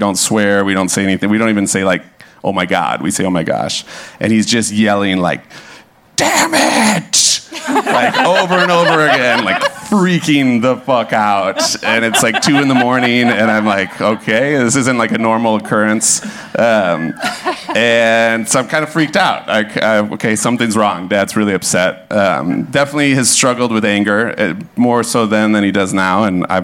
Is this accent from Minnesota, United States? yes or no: yes; Hopkins, Minnesota, United States; I grew up in Hopkins, which is like 20 minutes west of the cities, a little like working class suburb